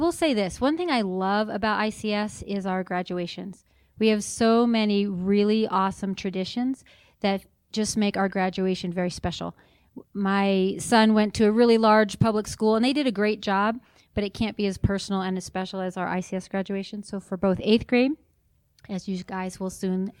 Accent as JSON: {"language": "English", "region": "New York", "country": "United States", "tie": "born or raised there", "moved": "as an adult", "lives_now": "Utah, United States", "said": "I grew up in New York and went to college in New York"}